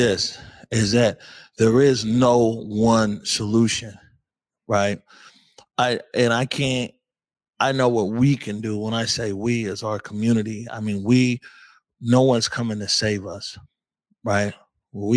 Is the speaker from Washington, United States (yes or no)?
yes; Seattle, Washington, United States; for a lot of us here growing up in Seattle